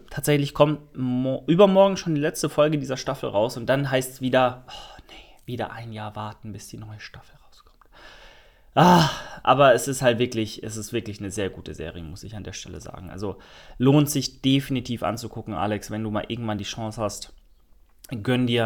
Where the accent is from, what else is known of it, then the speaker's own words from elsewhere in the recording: Karlsruhe, Baden-Württemberg, Germany; Ich komme aus Karlsruhe